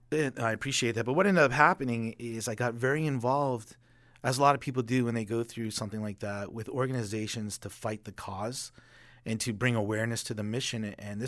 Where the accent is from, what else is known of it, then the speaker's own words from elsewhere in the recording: Boston, Massachusetts, United States; I got to watch Doug Flutie growing up in Boston.